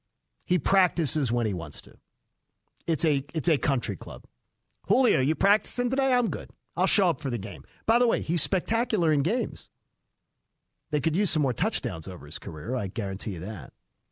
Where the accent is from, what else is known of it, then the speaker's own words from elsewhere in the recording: Broomall, Pennsylvania, United States; Broomall, my hometown.